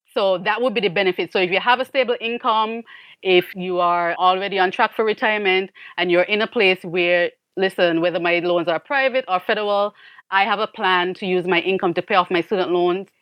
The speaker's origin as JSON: {"language": "English", "country": "St. Kitts & Nevis", "also_born_or_lived": "Miami, United States", "moved": "as an adult", "lives_now": "United States", "said": "I am actually from Saint Kitts in the Caribbean, and I was an immigrant to the U S."}